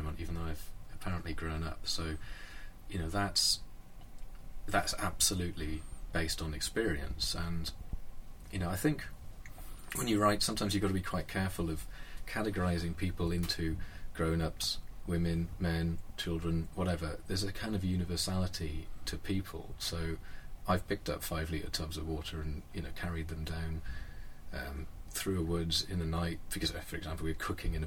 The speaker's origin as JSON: {"language": "English", "region": "Wales", "country": "United Kingdom", "tie": "born or raised there", "said": "I'm Welsh, and that's a very important part of my decision-making as I've grown up, is to go back and live where I grew up and to work there"}